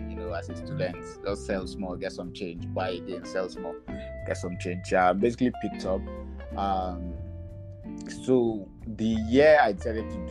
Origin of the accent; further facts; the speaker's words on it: Jos, Plateau, Nigeria; moved away as an adult; also born or lived in Abuja / Ghana; I'm from Jos, that's Plateau State